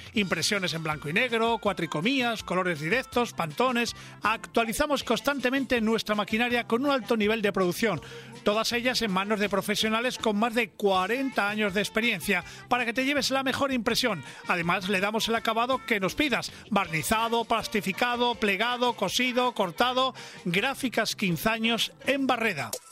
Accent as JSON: {"language": "Spanish", "region": "Cantabria", "country": "Spain", "said": "mi tierra"}